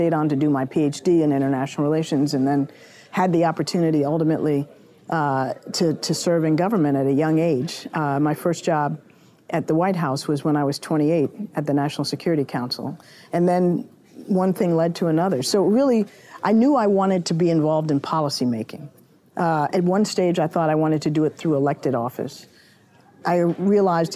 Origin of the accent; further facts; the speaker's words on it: Washington, District of Columbia, United States; growing up in Washington all my life